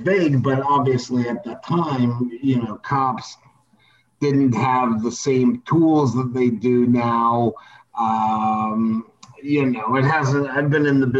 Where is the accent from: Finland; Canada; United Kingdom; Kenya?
Canada; also born or lived in New York; I'm Canadian, but I worked at the New York Post for 6 years.